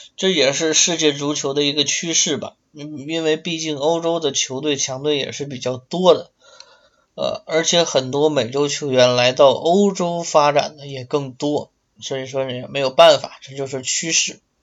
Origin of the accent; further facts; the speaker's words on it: Liaoning, China; 辽宁队辽小虎那支非常有冲劲儿的辽小虎，就是在我的家乡踢比赛